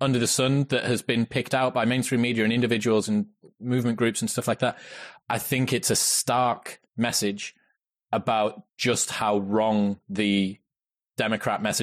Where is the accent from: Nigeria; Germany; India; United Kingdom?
United Kingdom; as a Brit